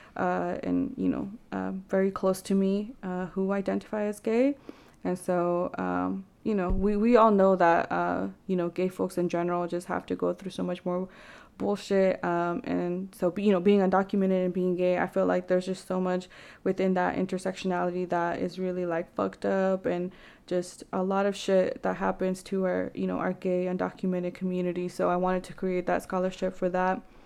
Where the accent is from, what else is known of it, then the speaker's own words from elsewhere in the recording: Vancouver, Washington, United States; growing up in Vancouver, there wasn't really many resources